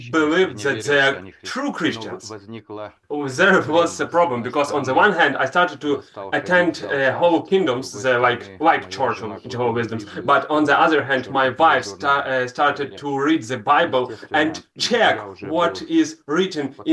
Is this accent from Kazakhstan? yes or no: yes; Kazakhstan; English is a second language; moved away as an adult; also born or lived in Russia; I was born in 1965 in Republika Kazakhstan. My father and mother was born in Ukraine, but I was born in Kazakhstan.